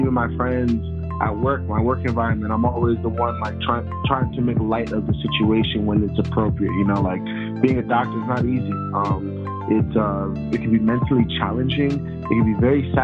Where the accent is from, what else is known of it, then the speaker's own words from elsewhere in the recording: Tampa, Florida, United States; moved away as an adult; also born or lived in Baltimore, Maryland / Boston / Orlando; now in San Antonio, United States; I grew up in Tampa from like age 7, 8 to all the way to high school